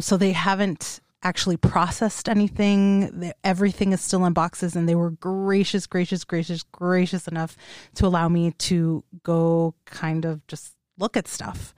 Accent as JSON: {"language": "English", "town": "Los Angeles", "region": "California", "country": "United States", "moved": "yes", "said": "I am from the Los Angeles area"}